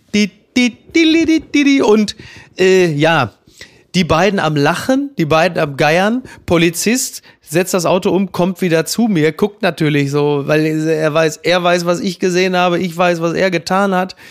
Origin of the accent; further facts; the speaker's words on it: Northern Germany, Germany; wie wir in Norddeutschland sagen